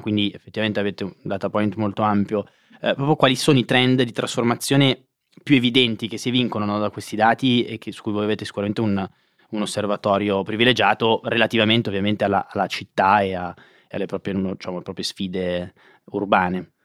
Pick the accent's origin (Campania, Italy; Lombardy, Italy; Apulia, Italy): Lombardy, Italy; Monza; io sono di Monza